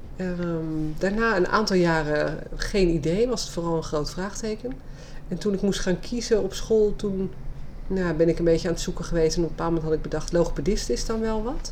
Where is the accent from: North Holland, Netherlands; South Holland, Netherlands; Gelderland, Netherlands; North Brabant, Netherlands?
South Holland, Netherlands; Leiden; geboren en getogen Leidse